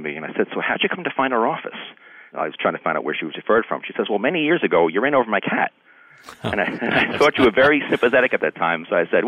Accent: Long Island, New York, United States; now in New Hartford, United States; I grew up on Long Island

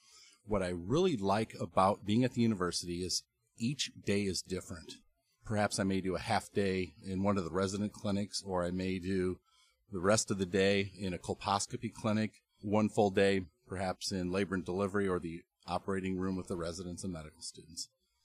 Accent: South Dakota, United States; moved away as an adult; also born or lived in Oklahoma / Davenport, Iowa; now in Iowa City, United States; I was born in South Dakota

